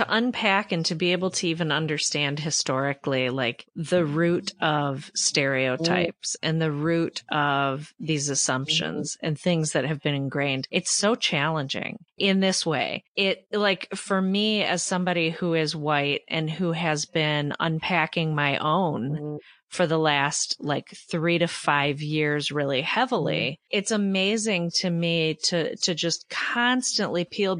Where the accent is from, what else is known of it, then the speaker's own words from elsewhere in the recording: Michigan, United States; You probably hear, I'm from Michigan, so we weren't really a part